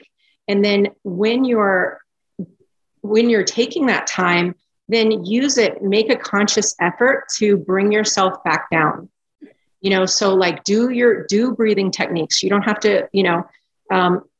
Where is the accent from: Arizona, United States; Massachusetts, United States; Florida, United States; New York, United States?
Florida, United States; South; I grew up in South Florida